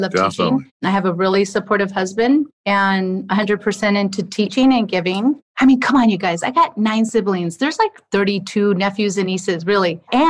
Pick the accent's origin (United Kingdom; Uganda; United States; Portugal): Portugal; Lajes, Azores; My family's from Riverside, California, but we were born and raised in Portugal, Lajes Air Force Base.